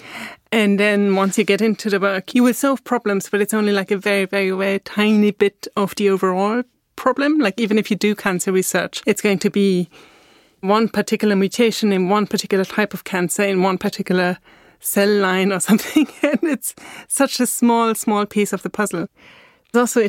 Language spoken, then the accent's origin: English; Austria; English is a second language; moved away as an adult; also born or lived in England / Scotland / Germany; now in Berlin, Germany; I was born in Austria